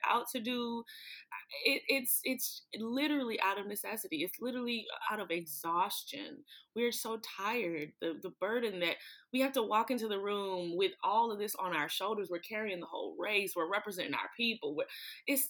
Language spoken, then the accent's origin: English; Atlanta, Georgia, United States; I'm from Atlanta